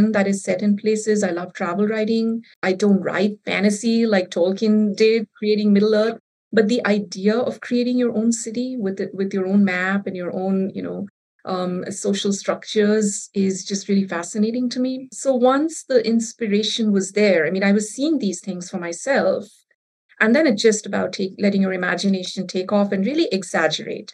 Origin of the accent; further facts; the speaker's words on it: Kolkata, West Bengal, India; first language Bengali; English is a second language; moved away as an adult; also born or lived in India (several cities); now in Grand Rapids, United States; I grew up in India, in several big cities, but mainly in Calcutta, which is now called Kolkata. And I moved to the US 20 years ago. And I've been living in Grand Rapids, Michigan since 2011